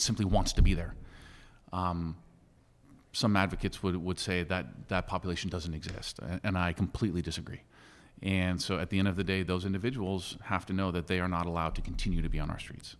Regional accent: San Francisco, California, United States; someone who was born and raised in San Francisco

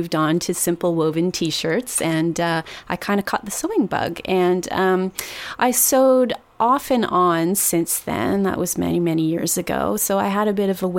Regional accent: Toronto, Ontario, Canada; I'm from Toronto

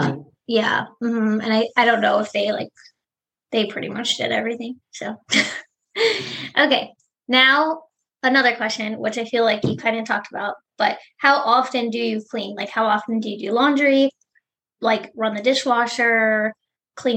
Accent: Cleveland, Ohio, United States; We're from Cleveland

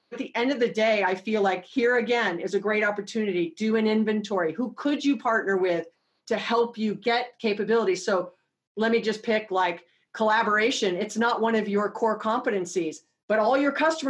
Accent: Hawaii, United States; born and raised in Hawaii

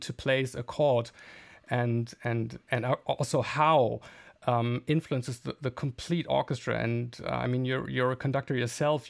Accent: Bielefeld, North Rhine-Westphalia, Germany; moved away as an adult; also born or lived in The Hague / Berlin; my hometown, Bielefeld

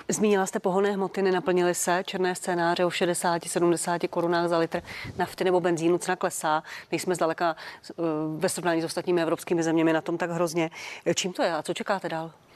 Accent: Czechia

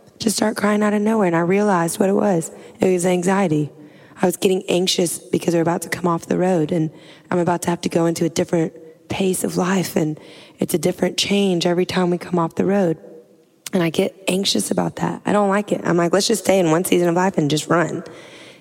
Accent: Louisiana, United States; I'm from Louisiana. I'm like a swamp girl.

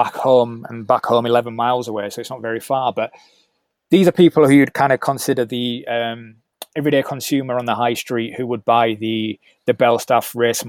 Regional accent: Leeds, Yorkshire and the Humber, United Kingdom; Leeds, which is my hometown

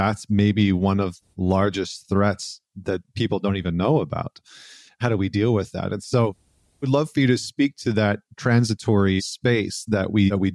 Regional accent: Canada; now in New York, United States; I'm originally from Canada, but I'm in New York right now

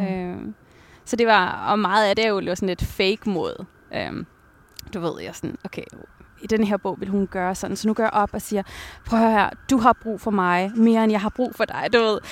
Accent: Taastrup, Capital Region of Denmark, Denmark; also born or lived in Abu Dhabi, United Arab Emirates; jeg var vokset op i Tostrup.

